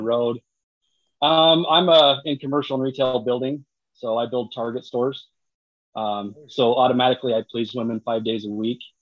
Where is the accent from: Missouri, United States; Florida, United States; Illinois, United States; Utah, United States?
Utah, United States; I'm from Utah.